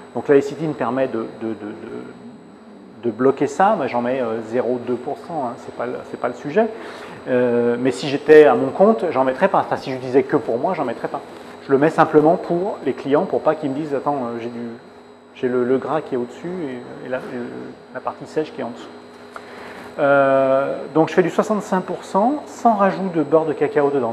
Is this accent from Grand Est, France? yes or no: no; Lyon, Auvergne-Rhône-Alpes, France; now in Île-de-France, France; je suis lyonnais, dans la région lyonnaise